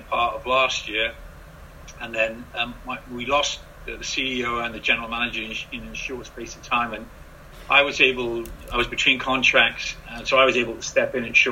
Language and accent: English; Cardiff, Wales, United Kingdom; I'm a proud Welshman, and, you know, I'm born and bred in Cardiff